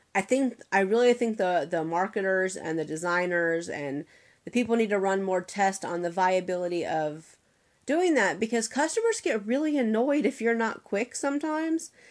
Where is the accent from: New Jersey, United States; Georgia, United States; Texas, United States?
Georgia, United States; Atlanta; I'm born and raised in Atlanta